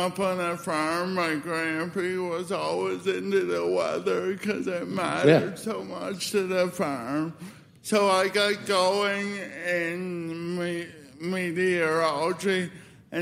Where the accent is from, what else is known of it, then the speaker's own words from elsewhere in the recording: Nova Scotia, Canada; now in Calgary, Canada; growing up in Nova Scotia, I watched the weather guy